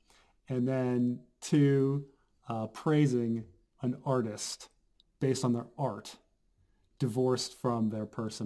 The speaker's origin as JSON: {"language": "English", "country": "United States", "said": "American. I'm American. My background is Dutch."}